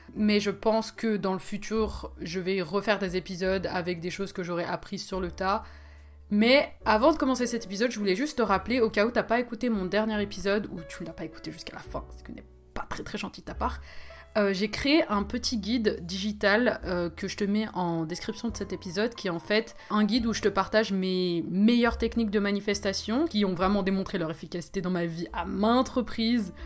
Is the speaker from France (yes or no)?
no; Switzerland; moi je suis pas française, je suis suisse